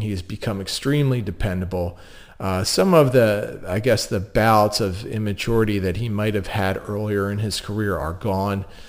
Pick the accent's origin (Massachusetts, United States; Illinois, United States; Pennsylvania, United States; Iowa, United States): Pennsylvania, United States; Delaware County; accent: Delco; I am a Delco native